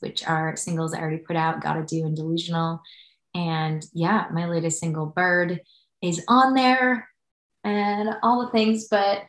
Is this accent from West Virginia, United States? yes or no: no; Wisconsin, United States; moved away as an adult; now in Nashville, United States; I'm from Wisconsin.